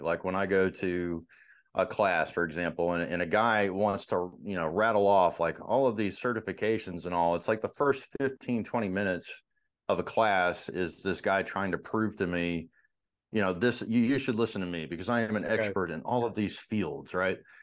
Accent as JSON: {"language": "English", "town": "Marietta", "region": "Georgia", "country": "United States", "tie": "born or raised there", "said": "I grew up in uh, Marietta in, in, Georgia"}